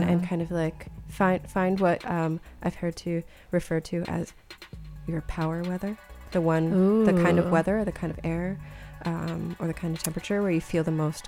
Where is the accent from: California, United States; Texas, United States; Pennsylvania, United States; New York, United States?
California, United States; the differences in the air from where I grew up in California